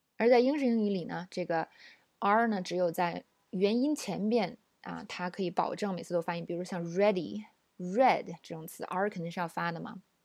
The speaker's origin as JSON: {"language": "Chinese", "country": "China", "said": "我们中国人"}